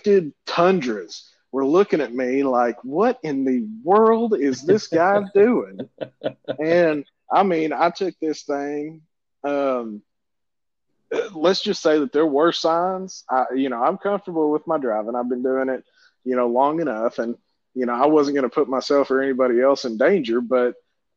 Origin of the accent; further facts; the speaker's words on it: Arkansas, United States; I'm from Arkansas